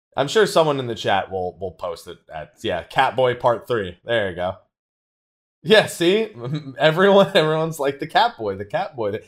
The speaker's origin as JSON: {"language": "English", "region": "Florida", "country": "United States", "tie": "born or raised there", "also_born_or_lived": "San Diego", "moved": "yes", "said": "I was born in Florida"}